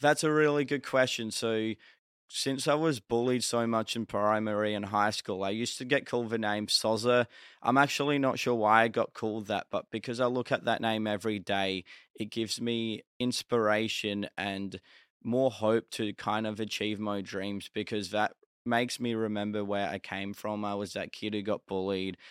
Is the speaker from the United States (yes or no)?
no; Australia; I was from Australia